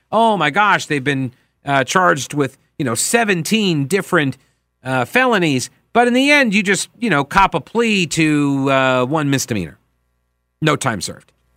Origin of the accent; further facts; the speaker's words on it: Long Island, New York, United States; I come from Long Island